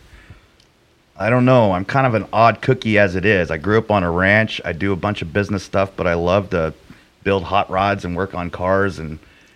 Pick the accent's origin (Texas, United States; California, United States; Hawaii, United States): Texas, United States; Round Rock; moved away as an adult; now in Coeur d'Alene, United States; I grew up on a fifth generation in Round Rock, Texas, ranch.